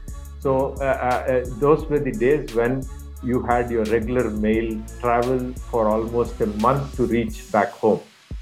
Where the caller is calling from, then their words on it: Bangalore, Karnataka, India; I'm calling in from Bangalore, India, the Silicon Valley capital of India.